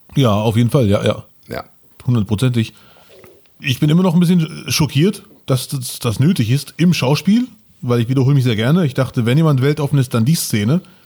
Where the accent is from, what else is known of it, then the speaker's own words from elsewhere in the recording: Bielefeld, North Rhine-Westphalia, Germany; als Bielefelder und als Migrantenkind